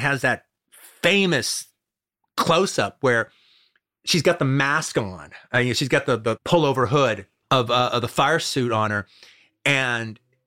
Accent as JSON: {"language": "English", "town": "Los Angeles", "region": "California", "country": "United States", "tie": "born or raised there", "said": "growing up in Los Angeles in the 70s"}